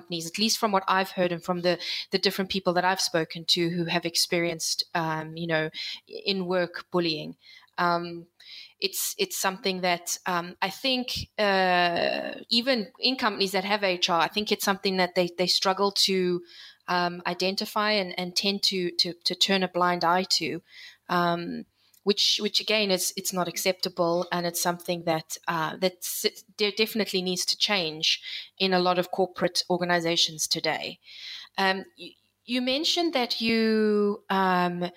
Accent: South Africa; moved away as an adult; also born or lived in United Kingdom / Geneva / United States; I'm a South African born and bred. I've lived in the UK. I've lived in Geneva, and I was in the US.

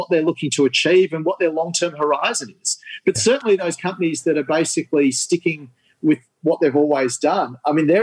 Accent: Sydney, New South Wales, Australia; I grew up in Sydney's northern suburbs

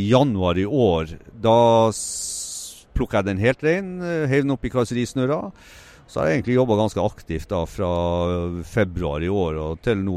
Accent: Tromsø, Troms, Norway; Jeg er opprinnelig fra Tromsø, så fant jeg en delebil forlatt i Tromsø

